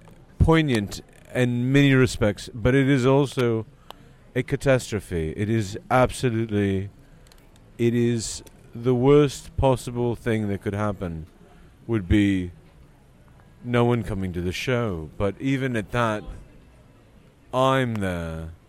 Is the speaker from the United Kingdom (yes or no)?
yes; England, United Kingdom; I'm from England.